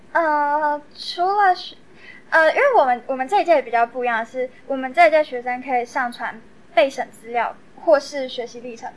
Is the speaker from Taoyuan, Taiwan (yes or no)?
yes; Taoyuan, Taiwan; 我也是桃园人，然后就想要做一个跟自己的家乡，呃，过去相关的历史主题这样